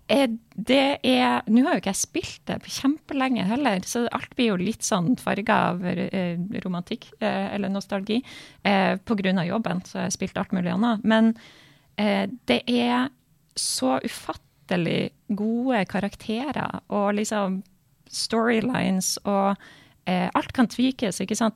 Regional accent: Bodø, Nordland, Norway; som sto på stua hjemme i Bodø

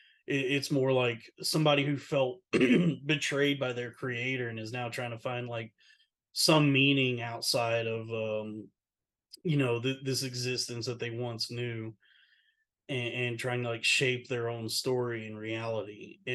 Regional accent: the South, United States; Like growing up in the South, it was like that was all you ever drank was either sweet tea or Coca-Cola before they found out it was bad for you.

